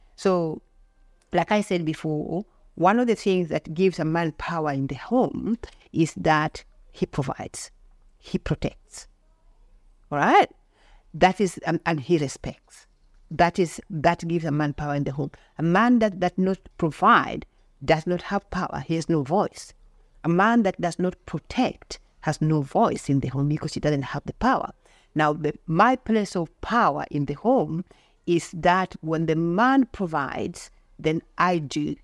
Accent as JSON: {"language": "English", "town": "Bondo", "region": "Siaya County", "country": "Kenya", "tie": "born or raised there", "moved": "as an adult", "lives_now": "Australia", "said": "Originally, I'm from Kenya. I'm from a place, I was born in a place called Bondo in Siaya County."}